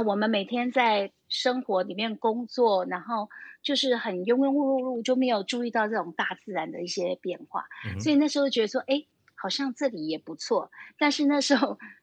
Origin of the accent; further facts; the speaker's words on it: Taipei, Taiwan; moved away as an adult; now in Taitung, Taiwan; 我们是，就是土生，土长的台北人